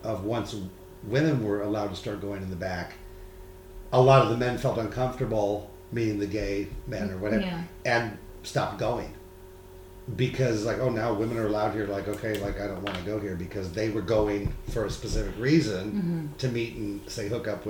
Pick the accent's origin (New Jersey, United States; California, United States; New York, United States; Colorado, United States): California, United States; San Diego; I'm from San Diego